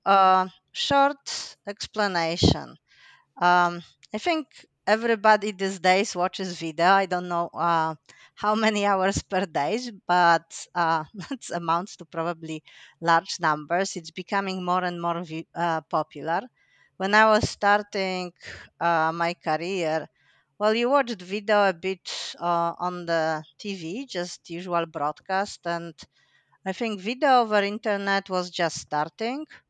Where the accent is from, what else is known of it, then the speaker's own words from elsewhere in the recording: Poland; moved away as an adult; also born or lived in Finland; I'm originally from Poland